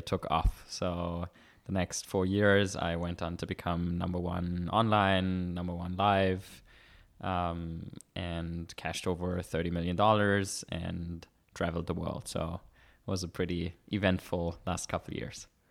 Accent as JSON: {"language": "English", "country": "Germany", "tie": "born or raised there", "moved": "as an adult", "lives_now": "Vienna, Austria", "said": "I was born in Germany"}